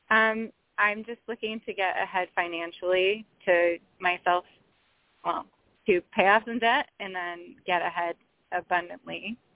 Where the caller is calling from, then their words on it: Chicago, Illinois, United States; I'm um, Chicago.